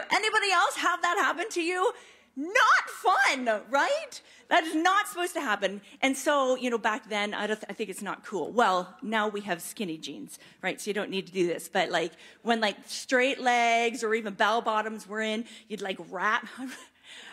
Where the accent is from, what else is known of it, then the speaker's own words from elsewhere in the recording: Mount Forest, Ontario, Canada; I grew up in Mount Forest, this little wee town